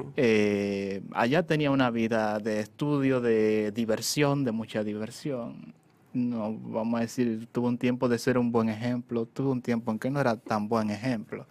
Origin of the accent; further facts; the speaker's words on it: Sabana de la Mar, Hato Mayor, Dominican Republic; now in Santo Domingo, Dominican Republic; yo nací en Sabana de la Mar, yo soy de la novia de la bahía. está en la provincia de Tomayor, es un pueblo costero. Eh, ahí, sí, ahí estudié también los estudios básicos. Luego me exilié aquí en Santo Domingo